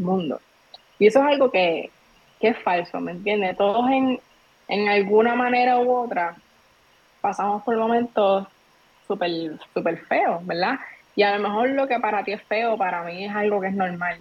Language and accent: Spanish; Trujillo Alto, Puerto Rico; Yo soy de Trujillo Alto